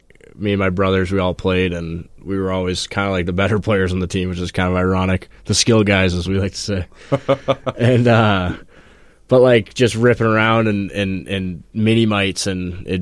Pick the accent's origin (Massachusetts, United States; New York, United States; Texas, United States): Massachusetts, United States; Falmouth; Falmouth, Massachusetts is where I grew up mostly.